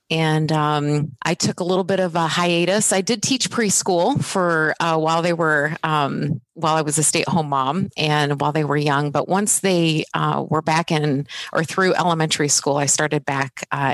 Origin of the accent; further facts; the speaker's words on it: Bloomington, Illinois, United States; also born or lived in Columbia, Maryland; I was actually born and raised in Bloomington Normal. And I had the opportunity to attend Normal Community High School